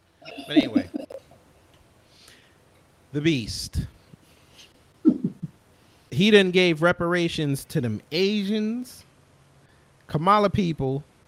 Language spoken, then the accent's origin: English; New York, United States; now in Georgia, United States; I'm from New York. I moved to Georgia.